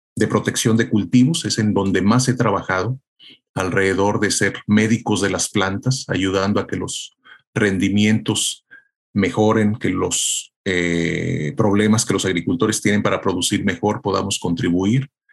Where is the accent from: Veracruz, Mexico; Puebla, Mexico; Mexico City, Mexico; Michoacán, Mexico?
Michoacán, Mexico; Tierra Caliente; soy mexicano, nacido en Tierra Caliente, Michoacán